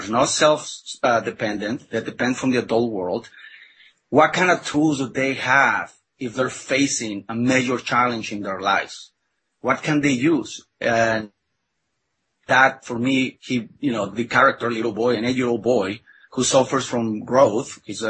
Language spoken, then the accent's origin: English; Mexico; English is a second language; you know, I was born and raised in Mexico, and I was not very familiar with the illustrations of Norman Rockwell.